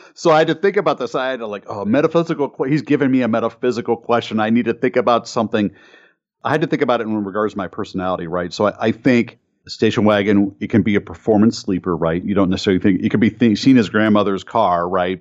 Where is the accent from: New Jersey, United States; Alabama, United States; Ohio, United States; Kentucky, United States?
Ohio, United States; Cleveland; Growing up in Cleveland, uh, with the Ford engine plant forty minutes or less from my house